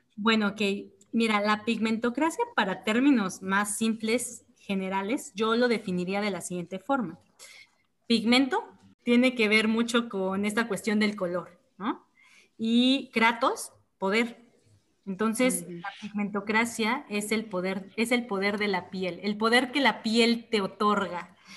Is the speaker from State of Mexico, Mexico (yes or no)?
no; Oaxaca, Mexico; soy oaxaqueña, orgullosamente oaxaqueña